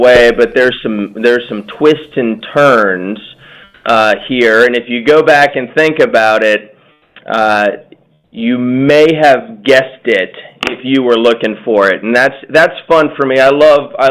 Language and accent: English; Cincinnati, Ohio, United States; I'm a lawyer from Cincinnati who now works in my family's business